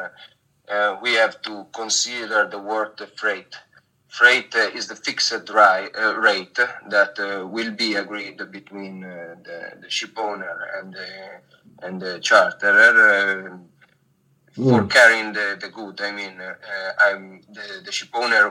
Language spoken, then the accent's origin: English; Genoa, Liguria, Italy; moved away as an adult; now in Monaco; I am Italian. I come from Genoa, a city quite famous for its port.